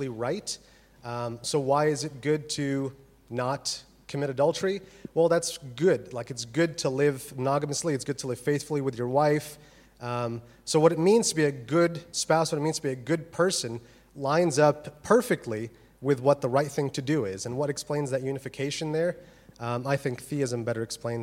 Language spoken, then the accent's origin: English; United States; moved away as an adult; also born or lived in Birmingham, United Kingdom; now in Oxford, United Kingdom; As you can tell from my wonderful accent, I am from America